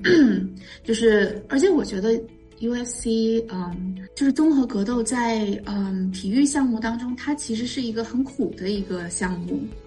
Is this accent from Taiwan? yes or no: no; China; moved away as an adult; also born or lived in Beijing / Hong Kong / Singapore / Cleveland, United States; now in United States; 因为我觉得在国内，至少是我我的那个年代哈，就是我我是九零年出生的